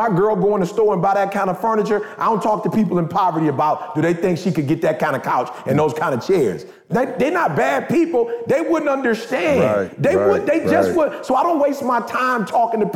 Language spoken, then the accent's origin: English; Detroit, Michigan, United States; I'm from Detroit.